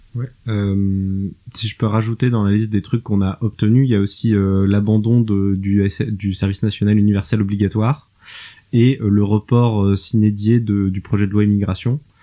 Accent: France; also born or lived in Germany; en tant que Français

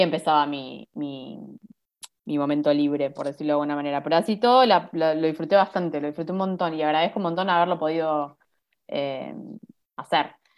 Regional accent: Monte Grande, Buenos Aires Province, Argentina; Yo soy de Monte Grande, de zona

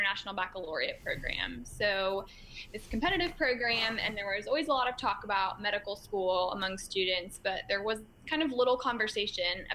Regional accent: Jacksonville, Florida, United States; moved away as an adult; now in Chapel Hill, United States; I'm originally from Jacksonville, Florida. So I came to Chapel Hill as an out-of-state student to attend college at UNC

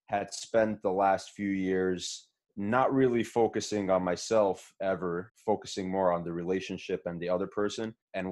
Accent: Muncie, Indiana, United States; also born or lived in Brooklyn, New York; I was born in Brooklyn, moved to Muncie as a kid, grew up in Muncie.

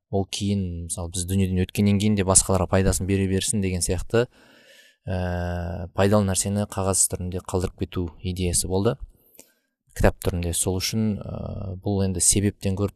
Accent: Almaty, Kazakhstan; ә, алматы қаласында туғам туып өскен

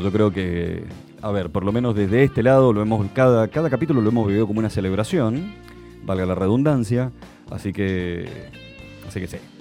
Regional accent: Argentina; Le digo, de Argentina

